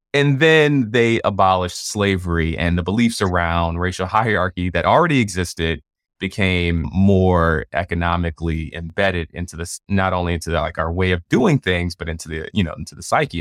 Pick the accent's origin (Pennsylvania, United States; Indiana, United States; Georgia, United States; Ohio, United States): Georgia, United States; Atlanta; I'm from Atlanta